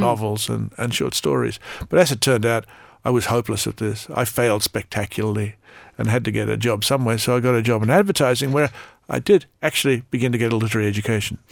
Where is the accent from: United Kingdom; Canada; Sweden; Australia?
Australia; as an Australian